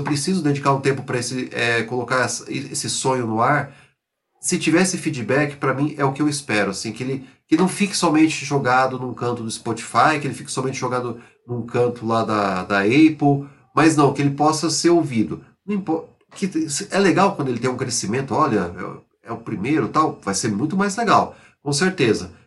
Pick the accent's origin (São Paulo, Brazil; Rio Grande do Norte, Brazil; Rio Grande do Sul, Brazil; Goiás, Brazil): São Paulo, Brazil; São José do Rio Preto; eu jogava no futebol amador lá na minha cidade, São José do Rio Preto